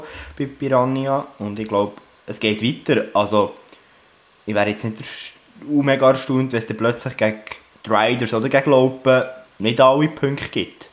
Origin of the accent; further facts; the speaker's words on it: Bern, Switzerland; aus meiner Sicht als Berner